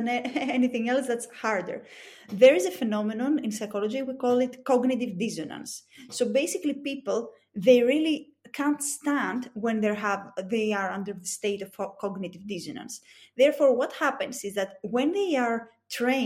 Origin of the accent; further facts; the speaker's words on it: Greece; accent: thick Greek; English is a second language; It's my thick Greek accent